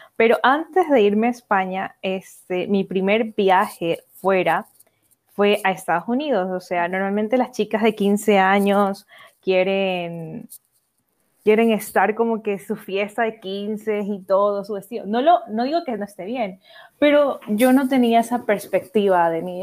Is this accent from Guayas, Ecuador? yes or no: yes; Guayaquil, Guayas, Ecuador; moved away as an adult; also born or lived in Galápagos; now in Spain; vivir viví en Guayaquil